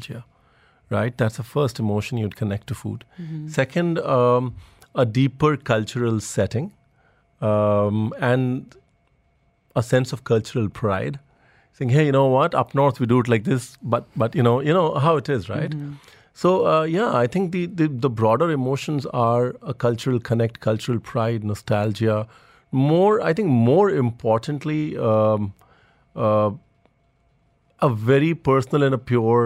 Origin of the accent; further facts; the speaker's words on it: Lucknow, Uttar Pradesh, India; now in Dubai, United Arab Emirates; I grew up in a small town in north of India called Lucknow